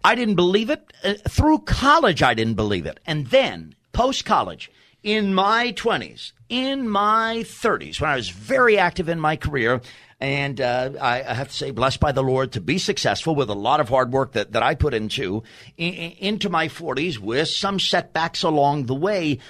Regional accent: New York City, New York, United States; I'm from Staten Island, New York

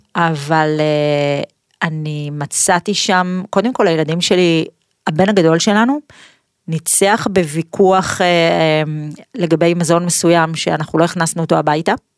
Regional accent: Pardes Hanna-Karkur, Haifa District, Israel; נולדתי בפרדס חנה

